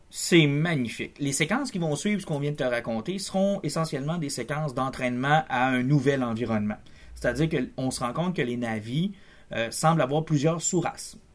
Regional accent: Canada; Je suis Canadien.

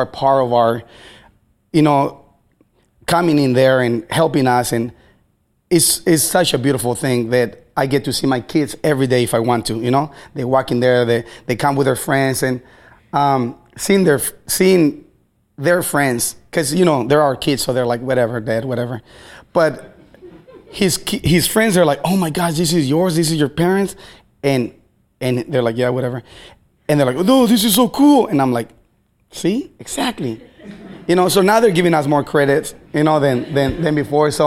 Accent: Baja California, Mexico; now in Seattle, United States; I'm from Baja California, Mexico. So I am a foreigner

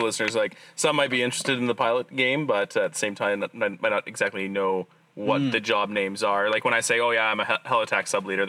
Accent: Grimshaw, Alberta, Canada; I grew up in Grimshaw, not too far away.

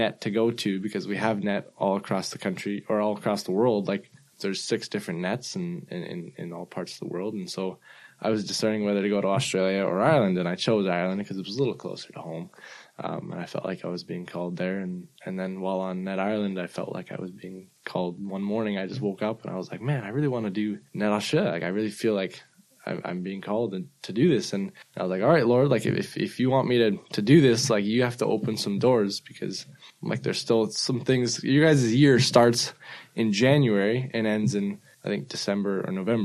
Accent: Vancouver, British Columbia, Canada; I'm from Canada, Vancouver, Canada

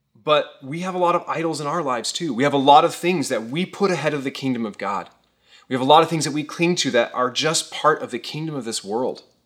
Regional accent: Thousand Oaks, California, United States; I grew up here in the Caneo Valley. I've lived here for over thirty years

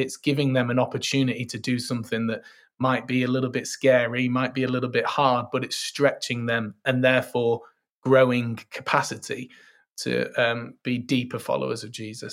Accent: Manchester, North West England, United Kingdom; I'm from Manchester, sunny Manchester, uh, although we mainly just have rain

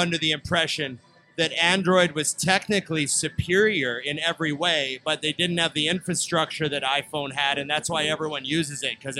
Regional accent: Canada; See, but we kind of say it that way as Canadians.

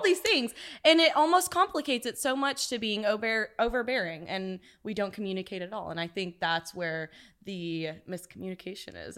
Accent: Corsicana, Texas, United States; from Corsicana, Texas

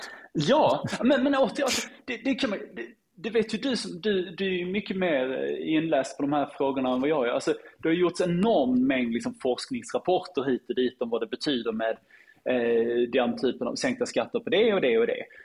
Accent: Lund, Skåne, Sweden; min hemstad Lund

